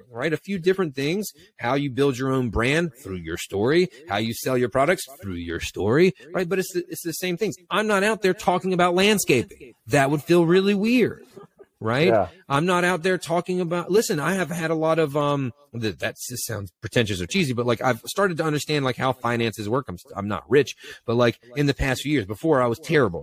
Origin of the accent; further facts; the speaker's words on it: Eastern North Carolina, United States; I grew up in Eastern North Carolina on the water